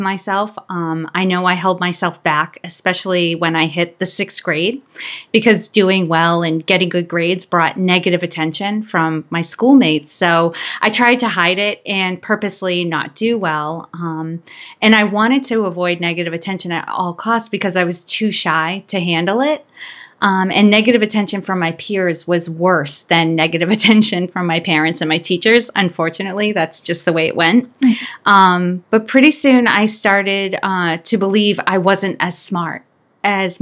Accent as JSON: {"language": "English", "town": "Worcester", "region": "Massachusetts", "country": "United States", "tie": "born or raised there", "said": "I was born and raised in Worcester, Massachusetts"}